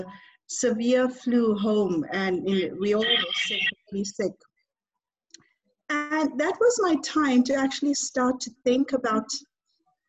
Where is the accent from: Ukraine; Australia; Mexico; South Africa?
South Africa; moved away as an adult; now in United Kingdom; I'm South African, but now I live in the UK. And it's been 19 years that I left South Africa.